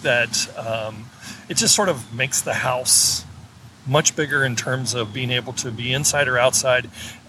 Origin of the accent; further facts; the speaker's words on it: Sunnyvale, California, United States; I am from California, Sunnyvale, California, but we are relocating to the Nashville area.